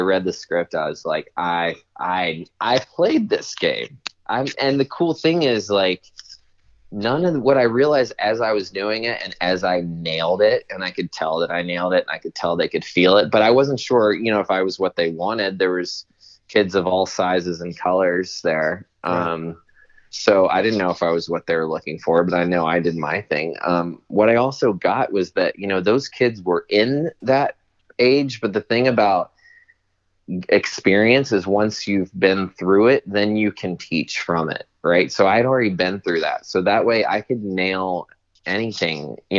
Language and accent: English; Southern United States, United States; Okay, well, I'm also from the South, so I apologize if I offend anyone.